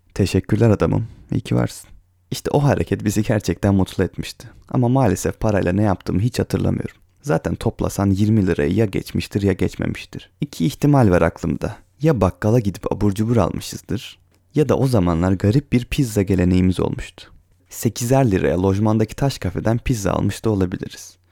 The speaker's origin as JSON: {"language": "Turkish", "town": "Ereğli", "region": "Zonguldak", "country": "Turkey", "tie": "born or raised there"}